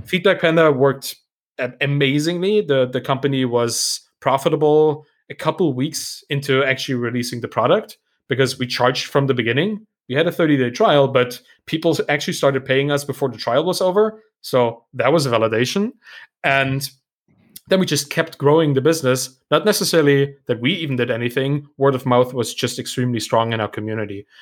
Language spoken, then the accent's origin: English; Germany; English is a second language; I'm also German and, uh, English may not be my, my first language.